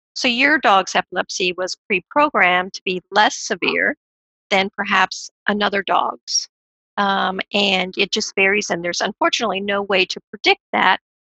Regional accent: California, United States; Growing up in California

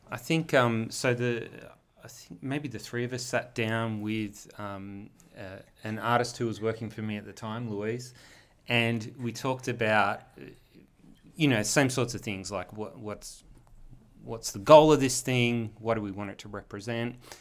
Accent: Wollongong, New South Wales, Australia; also born or lived in Melbourne / east coast of the US; I'm actually a Wollongong native, born and bred

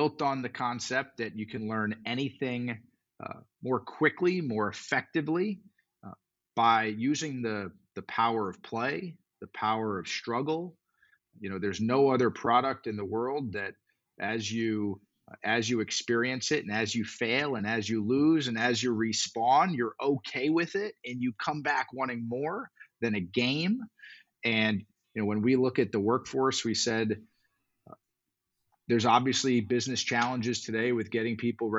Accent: South Florida, United States; I grew up in South Florida

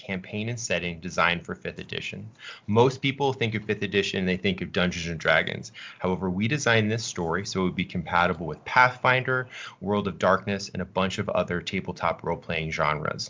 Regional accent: Boston, Massachusetts, United States; I'm from New England, Boston, New England area.

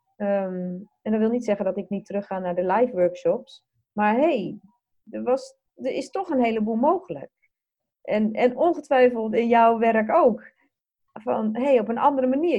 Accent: Netherlands; wij als Nederlanders

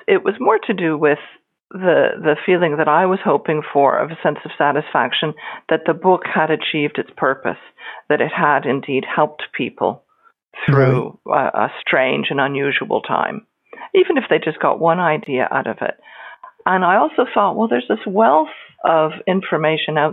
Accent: Niagara, Ontario, Canada; moved away as an adult; also born or lived in Northern Ireland / Scotland; now in New Zealand; I'm originally from Niagara in Canada, and I emigrated to Northern Ireland in 2002

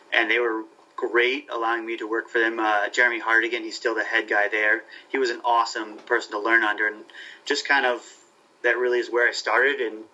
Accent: Vermont, United States; moved away as an adult; also born or lived in Ithaca, New York / Worcester, Massachusetts; I'm originally from Vermont and lived about 30 minutes from Dartmouth College

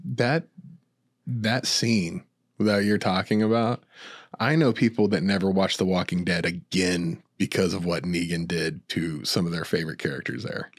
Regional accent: New Mexico, United States; moved away; I'm from New Mexico originally

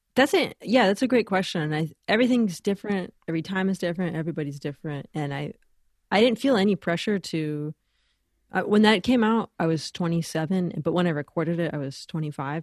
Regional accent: Los Angeles, California, United States; moved away as an adult; also born or lived in Boston / Ecuador; growing up in Los Angeles, really lucky to, you know, get to be around a lot of great musicians

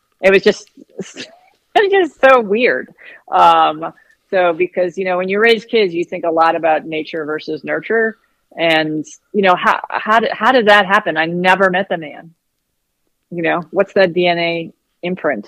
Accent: San Francisco, California, United States; I was born in 63 in San Francisco.

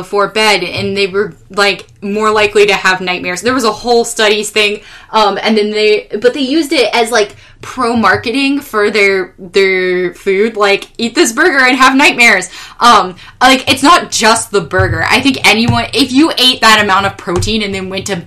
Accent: California, United States; my people as a Californian

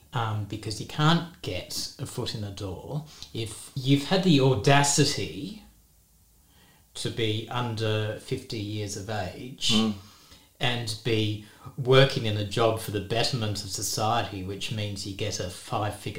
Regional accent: Western Australia, Australia; like most West Australians, because I'm born and bred in Western Australia

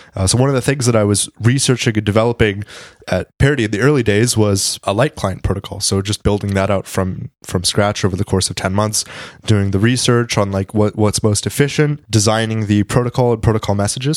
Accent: Washington, District of Columbia, United States; I come from the D C area

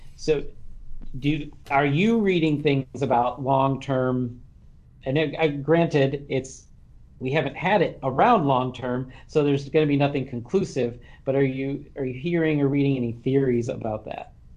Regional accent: Kalamazoo, Michigan, United States; I'm from Kalamazoo

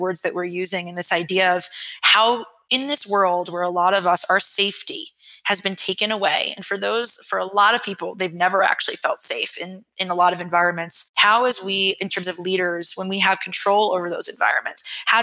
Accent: New York, United States; I'm a New Yorker and I'm raised by New Yorkers

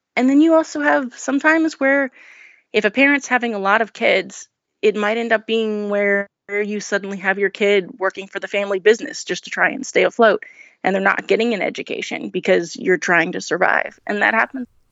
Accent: New Orleans, Louisiana, United States; I grew up in New Orleans um, as the oldest in a family of 10 children.

